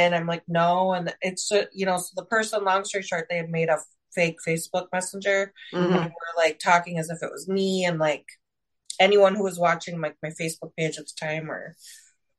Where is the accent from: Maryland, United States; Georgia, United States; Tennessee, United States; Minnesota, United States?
Minnesota, United States; moved away as an adult; now in Miami Beach, United States; I'm originally from Minnesota. 2 years ago, I moved to Miami Beach